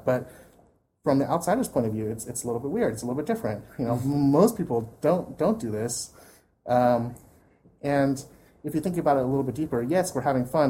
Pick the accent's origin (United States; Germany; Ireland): United States; we as American fans